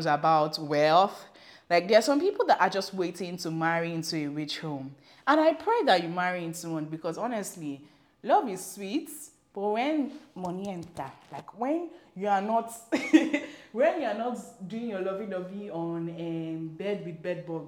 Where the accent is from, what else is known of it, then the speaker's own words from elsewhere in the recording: Nigeria; I'm African, I'm Nigerian